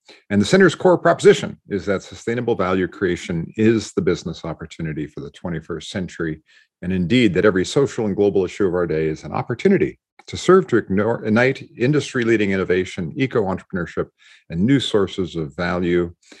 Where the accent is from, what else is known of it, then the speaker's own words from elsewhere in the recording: Montreal, Quebec, Canada; my hometown of Montreal